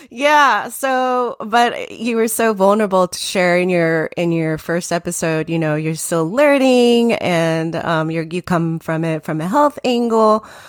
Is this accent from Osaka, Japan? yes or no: no; Tokyo, Japan; moved away as an adult; also born or lived in New Jersey, United States; now in United States; that is when I was still at about nine years old, and all my adolescence, I grew up in Tokyo.